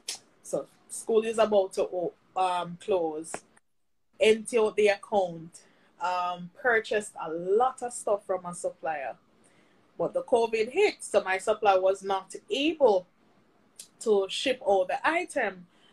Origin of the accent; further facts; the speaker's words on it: Saint Catherine, Jamaica; Even when, because I'm from St. Catherine, when I was on lockdown, I find an excuse, I pass the borders, and I still try and deliver.